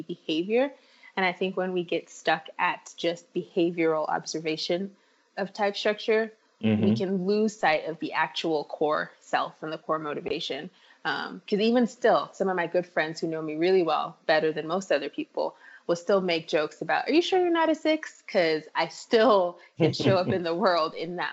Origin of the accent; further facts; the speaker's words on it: Nigeria; moved away; I grew up in Nigeria